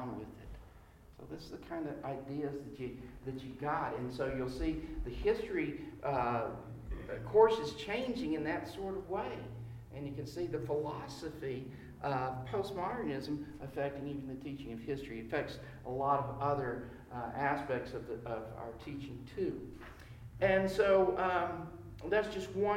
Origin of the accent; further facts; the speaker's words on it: the South, United States; all of us growing up in America, in the South, we have the Bible Belt